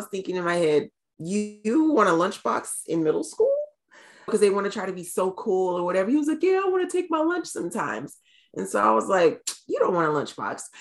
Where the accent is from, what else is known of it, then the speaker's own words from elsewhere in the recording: North Carolina, United States; I'm from North Carolina originally, but at the time we were living in South Carolina.